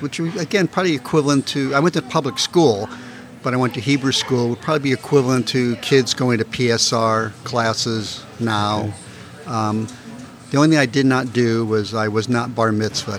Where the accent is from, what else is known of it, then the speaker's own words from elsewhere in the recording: University City, Missouri, United States; I grew up in University City